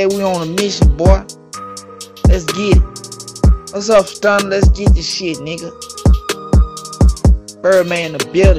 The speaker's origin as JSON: {"language": "English", "town": "Baton Rouge", "region": "Louisiana", "country": "United States", "said": "I'm from Baton Rouge. This is where I'm from. And in my hood, we don't mess around"}